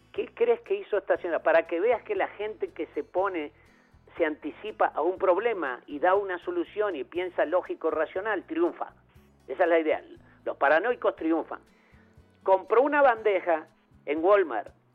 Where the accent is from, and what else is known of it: Uruguay; born or raised there